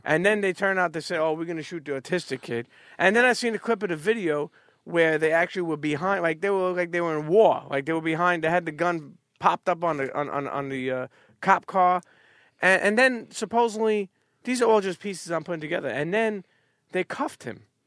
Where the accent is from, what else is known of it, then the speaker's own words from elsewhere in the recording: New York City, New York, United States; also born or lived in Bensonhurst / Bay Ridge; I grew up on Coney Island till I was about thirteen. Then I moved to, uh, uh, Bensonhurst, more so Bay Ridge area